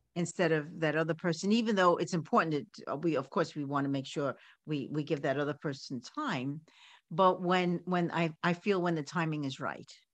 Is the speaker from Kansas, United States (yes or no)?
no; New York City, New York, United States; I grew up in Coney Island